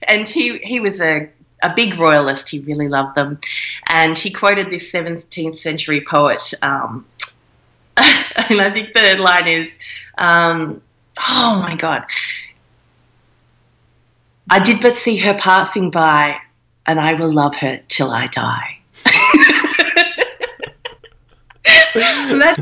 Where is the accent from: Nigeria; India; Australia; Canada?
Australia; being an Australian, so we're a little kind of outpost of England still. We have not a republic here.